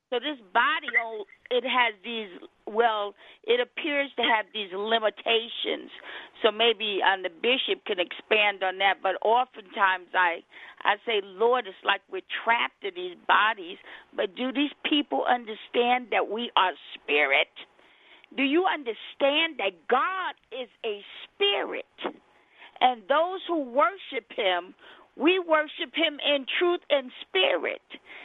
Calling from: Colorado Springs, Colorado, United States; I'm calling from Colorado Springs, Colorado.

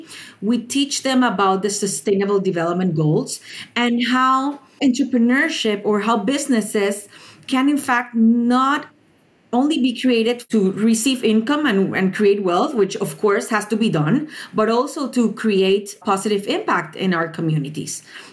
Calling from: Panama; I'm the founder and director of Innova Nation, and I am tuning in from Panama.

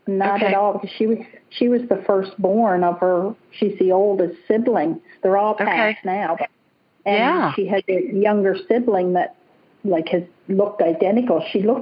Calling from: British Columbia, Canada; Yes, I'm in British Columbia, Canada.

